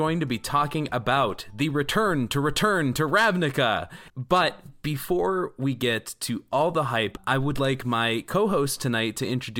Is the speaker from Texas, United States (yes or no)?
no; Milwaukee, Wisconsin, United States; now in Minneapolis, United States; Milwaukee's my hometown or my original hometown. I now live in Minneapolis